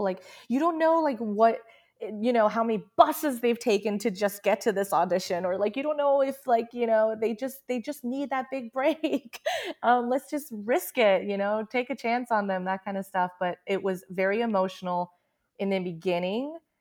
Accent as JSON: {"language": "English", "country": "United States", "tie": "born or raised there", "said": "I grew up in America and I learned English"}